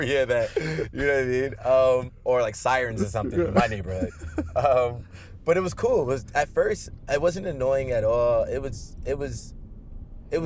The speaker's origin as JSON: {"language": "English", "country": "Nigeria", "said": "being from Nigeria"}